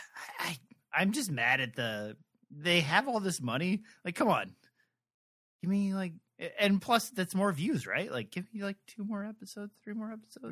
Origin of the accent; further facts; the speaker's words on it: Midwest, United States; I'm from the Midwest where I used to drive by these all the time